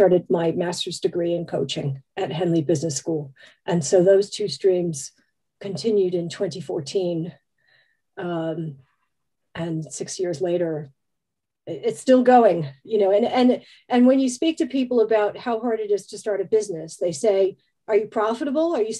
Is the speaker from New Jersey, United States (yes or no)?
yes; New Jersey, United States; moved away as an adult; also born or lived in San Francisco, United States; now in United Kingdom; I grew up in New Jersey